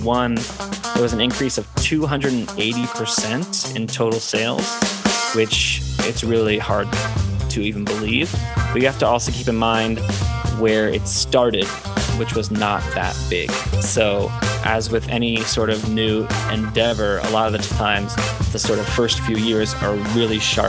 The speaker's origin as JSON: {"language": "English", "region": "Southern California", "country": "United States", "moved": "as an adult", "lives_now": "Seoul, South Korea", "said": "I'm from Southern California originally"}